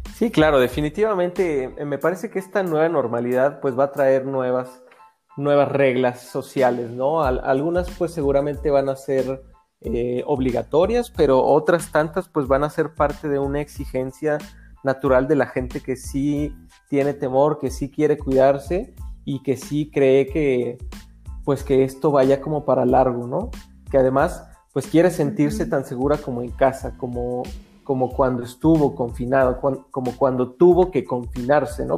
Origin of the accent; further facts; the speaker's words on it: Mexico; yo espero que como mexicanos